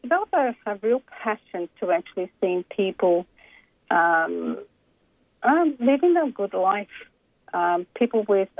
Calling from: Brisbane, Queensland, Australia; I'm calling actually from Brisbane.

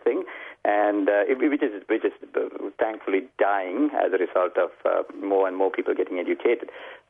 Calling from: Melbourne, Victoria, Australia; From Melbourne in Mel Park.

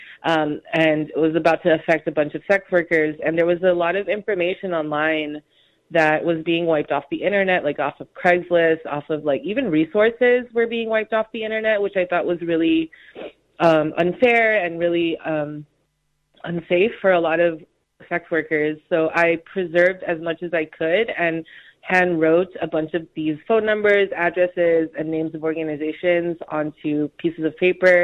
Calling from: Honolulu, Hawaii, United States; also born or lived in New York City; I'm calling in from Honolulu, Hawaii, specifically the island of Oahu

